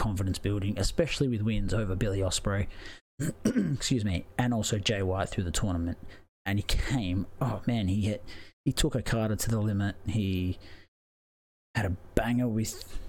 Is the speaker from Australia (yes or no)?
yes; Australia; I'm Australian